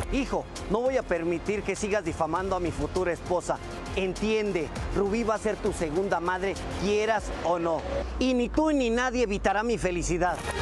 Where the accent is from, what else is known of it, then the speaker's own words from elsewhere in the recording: Veracruz, Mexico; nosotros somos de Veracruz